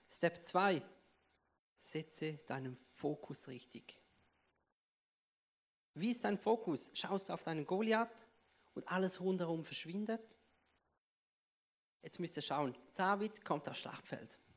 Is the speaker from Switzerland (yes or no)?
yes; Switzerland; Ja, ich bin Schweizer, man hört es vielleicht.